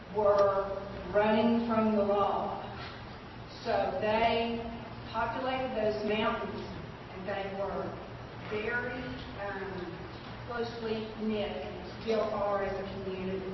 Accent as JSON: {"language": "English", "region": "Eastern Kentucky", "country": "United States", "tie": "born or raised there", "said": "I grew up in Eastern Kentucky, so I'm very familiar with that area"}